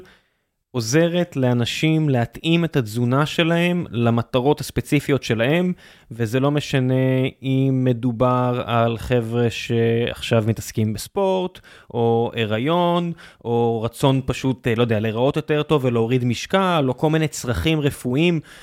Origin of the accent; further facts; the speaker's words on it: Beersheba, Southern District, Israel; אני נולדתי בבאר שבע